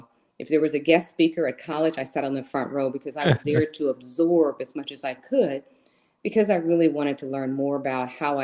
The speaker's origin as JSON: {"language": "English", "town": "Huntsville", "region": "Alabama", "country": "United States", "tie": "born or raised there", "moved": "yes", "said": "I was actually born and raised in a small town in Alabama called Huntsville, Alabama"}